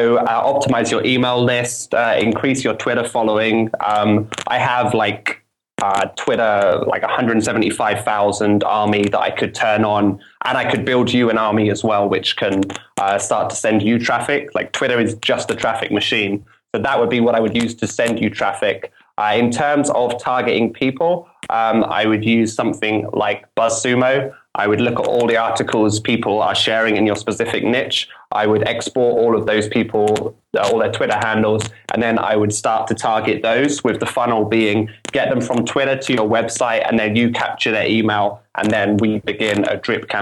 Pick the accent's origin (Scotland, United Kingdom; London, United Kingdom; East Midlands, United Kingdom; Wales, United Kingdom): London, United Kingdom; my hometown London